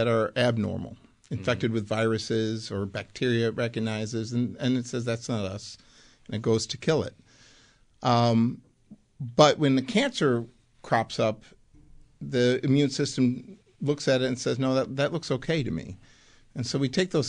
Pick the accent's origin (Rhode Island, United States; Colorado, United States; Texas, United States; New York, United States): New York, United States; Buffalo; moved away as an adult; also born or lived in Amsterdam, Netherlands; I actually grew up in Buffalo